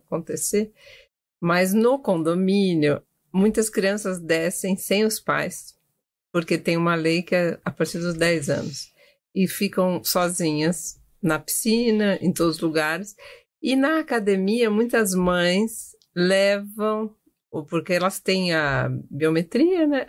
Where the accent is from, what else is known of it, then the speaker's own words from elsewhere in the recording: São Paulo, Brazil; Eu sou de São Paulo, nasci aqui